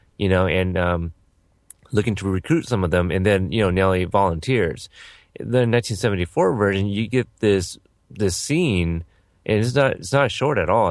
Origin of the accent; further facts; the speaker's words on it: Texas, United States; I was born in Texas